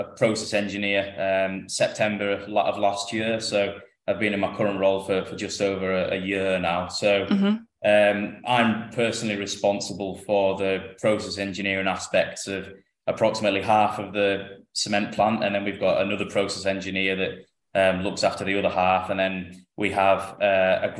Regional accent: Lake District, North West England, United Kingdom; moved away as an adult; also born or lived in Cardiff; I'm from the Lake District in the north of England, so it's about 300 miles to where I work now

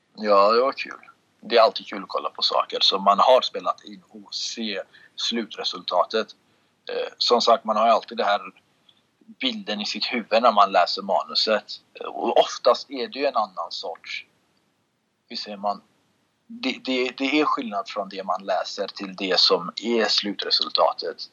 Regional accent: Sweden; moved away as an adult; also born or lived in Russia / Kurdistan; now in Los Angeles, United States; jag är uppvuxen i Sverige, det är jag. Men lite uppvuxen i Ryssland var jag också

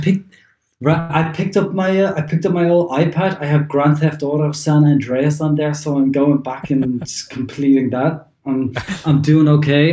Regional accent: Ireland; moved away as an adult; also born or lived in London; now in Germany; I'm obviously Irish. I'd lived in Ireland for a long time

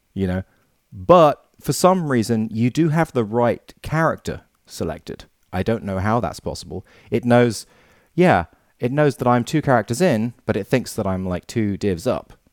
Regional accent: England, United Kingdom; I'm the English guy

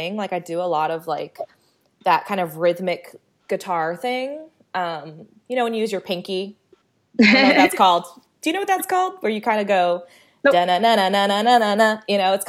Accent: California, United States; I'm from California

